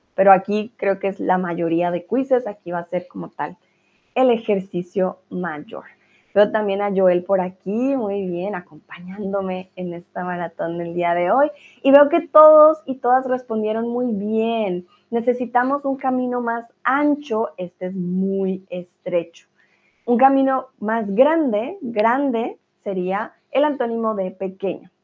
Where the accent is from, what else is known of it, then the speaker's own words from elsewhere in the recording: Colombia; soy de Colombia